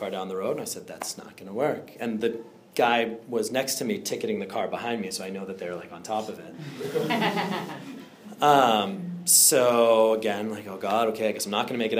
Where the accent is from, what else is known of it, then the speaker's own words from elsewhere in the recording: Andover, Massachusetts, United States; originally I'm from Andover, so a little bit north of here